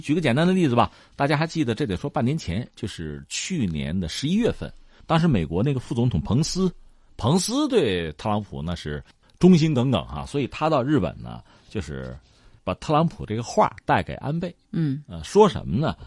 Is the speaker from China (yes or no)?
yes; China; 我们中国人